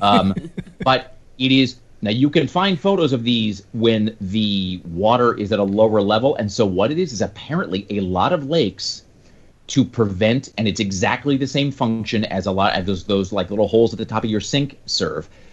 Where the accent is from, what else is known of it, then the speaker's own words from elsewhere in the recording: Kennewick, Washington, United States; moved away; also born or lived in Spokane, Washington; when I was growing up in Kennewick